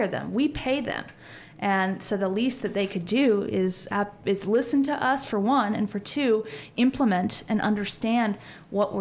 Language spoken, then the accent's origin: English; Valparaiso, Indiana, United States; I was raised in Hilltop, and there were any type of person that you could imagine, they're in this neighborhood.